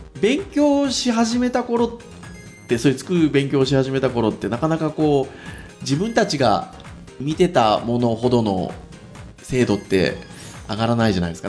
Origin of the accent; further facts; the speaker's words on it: Kyushu, Japan; 私九州の出身なんですけど